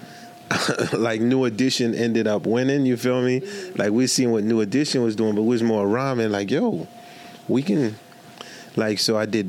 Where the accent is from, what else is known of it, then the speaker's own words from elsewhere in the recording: New York City, New York, United States; also born or lived in Haiti; coming from Haiti at 10 years old, I grew up in Marlboro Hope Projects, Coney Island